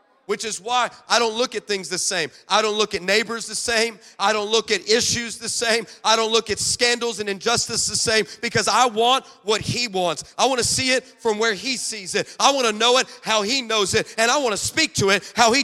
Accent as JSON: {"language": "English", "town": "Los Angeles", "region": "California", "country": "United States", "said": "I'm from Los Angeles"}